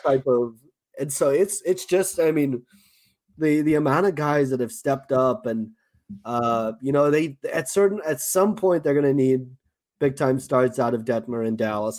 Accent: Johannesburg, Gauteng, South Africa; accent: South African; moved away; my South African accent

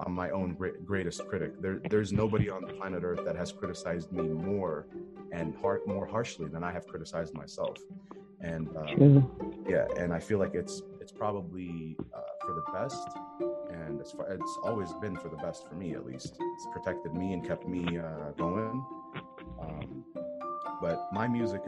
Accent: Jordan; moved away; also born or lived in California; my hometown

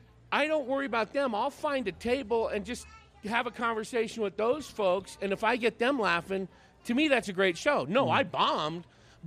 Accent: San Francisco Bay Area, California, United States; I grew up in the San Francisco Bay Area.

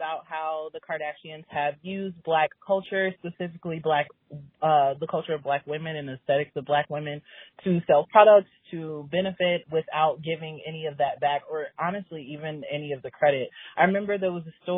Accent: Chicago, Illinois, United States; I am broken from Chicago

